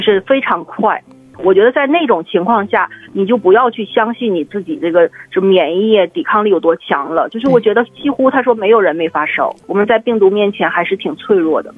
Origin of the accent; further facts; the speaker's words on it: Siping, Jilin, China; 小时候我是在那个吉林四平